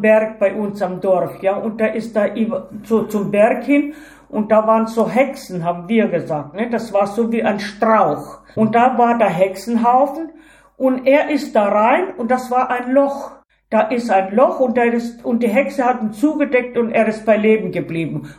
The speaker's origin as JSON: {"language": "German", "country": "Ukraine", "also_born_or_lived": "Tajikistan", "moved": "yes", "said": "Bei uns in der Ukraine, in Baranow"}